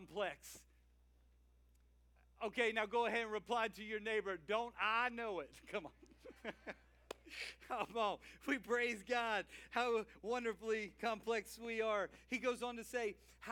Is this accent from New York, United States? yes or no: no; Louisiana, United States; I'm a Cajun guy from Louisiana